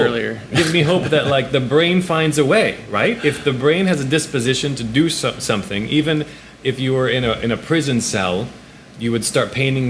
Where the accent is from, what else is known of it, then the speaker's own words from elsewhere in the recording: New York City, New York, United States; also born or lived in Poland / Belgium; I've been in New York City since kindergarten. I was born in Poland, and we moved to Belgium for a year or two. And then we got kicked out and went and came here. But New York City since kindergarten.